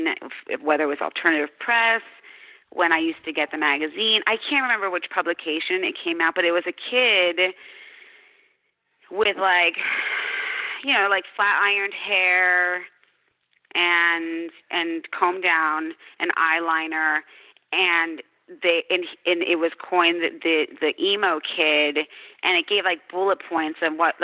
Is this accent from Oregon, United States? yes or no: no; Wilkes-Barre, Pennsylvania, United States; I grew up in Wilkes-Barre, Pennsylvania.